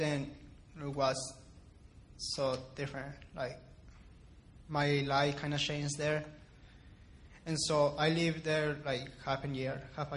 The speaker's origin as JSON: {"language": "English", "town": "Ciudad Juárez", "region": "Chihuahua", "country": "Mexico", "tie": "born or raised there", "also_born_or_lived": "El Paso, Texas, United States", "moved": "yes", "said": "I was born in El Paso, but after that, my family and I moved to Juarez, and I lived there my entire life. I grew up there"}